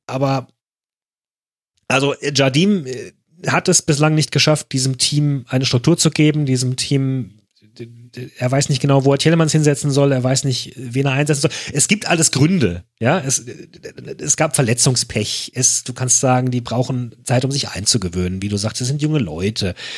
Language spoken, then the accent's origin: German; Germany; als Deutscher